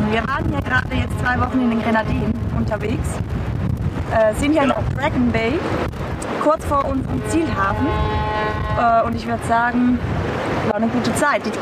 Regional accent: Switzerland; ich komme aus der Schweiz

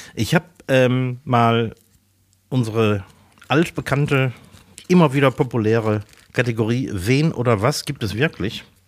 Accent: Essen, North Rhine-Westphalia, Germany; also born or lived in Mülheim an der Ruhr; ich wurde tatsächlich in, in Essen, Essen-Werden geboren

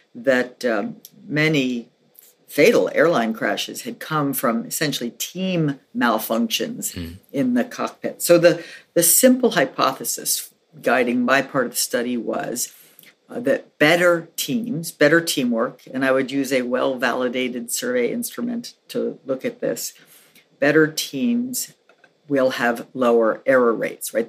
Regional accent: New York City, New York, United States; moved away as an adult; also born or lived in Philadelphia / Santa Fe, New Mexico; I grew up in New York City, so we didn't in my family we didn't have a car

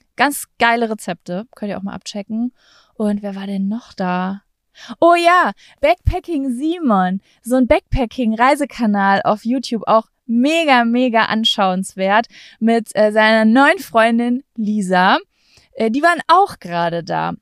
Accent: Lübbecke, North Rhine-Westphalia, Germany; moved away; in meiner Heimatstadt Lübbecke

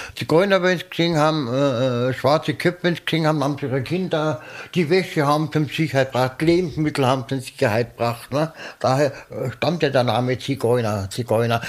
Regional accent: Bavaria, Germany; wenn ich als Bayer sage

